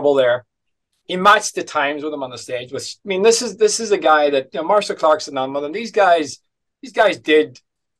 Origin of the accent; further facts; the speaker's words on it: Letterkenny, Ulster, Ireland; I'm from Letterkenny.